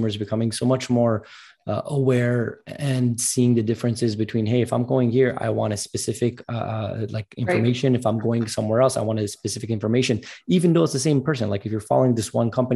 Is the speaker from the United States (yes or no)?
no; Montreal, Quebec, Canada; I'm actually from Montreal, so just a bit north of New York, a 6-hour drive in Canada.